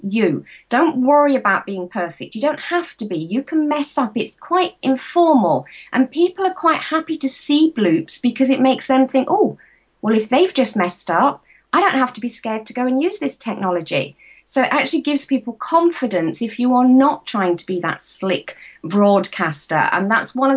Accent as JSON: {"language": "English", "country": "United Kingdom", "said": "I'm from the UK"}